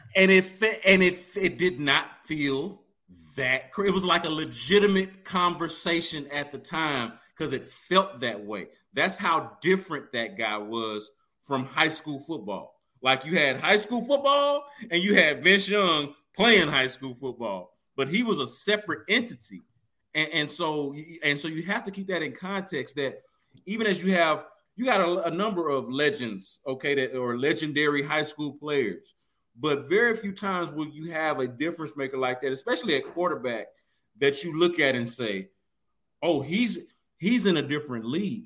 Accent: Houston, Texas, United States; I am a child of Hiram Clark. I am from Windsor oh, Village

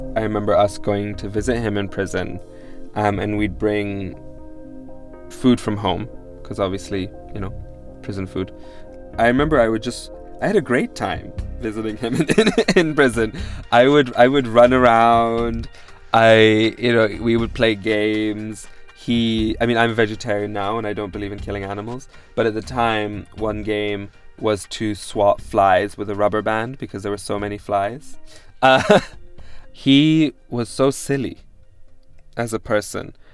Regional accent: Pakistan; also born or lived in Damascus, Syria; I was born in Damascus, Syria, and I was raised in, in Pakistan by uh, a Lebanese mother and a Pakistani father

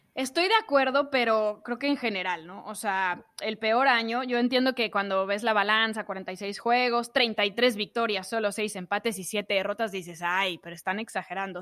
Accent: Mexico

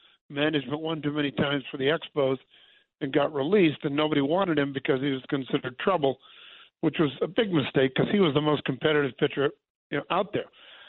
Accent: Southern California, United States; I'm a little sort of his era of a player, and I'm from Southern California.

